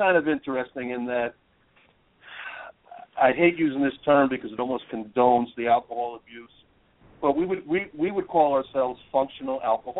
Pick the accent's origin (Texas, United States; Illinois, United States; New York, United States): New York, United States; Peekskill; also born or lived in Putnam County, New York; now in Dutchess County, United States; I was born in Peekskill, New York in 1963, and I was raised in the area, Buchanan, Montrose, the whole town of Portland area. Went to school in the area, went to a SUNY college, and pretty much stayed in the area. Moved to Putnam County for a while, and now I'm living in Dutchess.